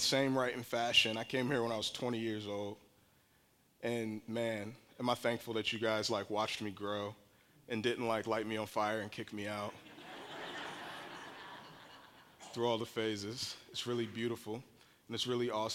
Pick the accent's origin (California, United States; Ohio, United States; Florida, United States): Ohio, United States; Barberton; I lived and grew up in a community in Barberton that rubs right up against Akron and Kenmore.